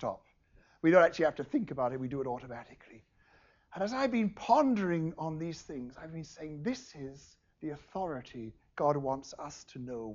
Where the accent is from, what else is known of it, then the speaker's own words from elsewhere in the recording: England, United Kingdom; moved away; also born or lived in India; I'm English.